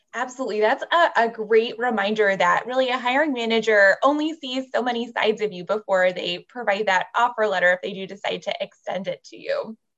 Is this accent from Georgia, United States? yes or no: no; San Jose, California, United States; It's my hometown, San Jose, California